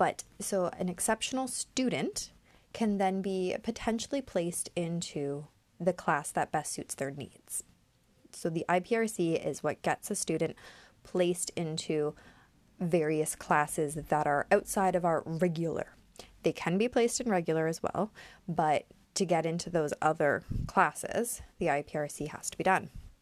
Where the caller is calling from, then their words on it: Ontario, Canada; Now, I'm speaking from Ontario, Canada, so this is where my information will be coming from.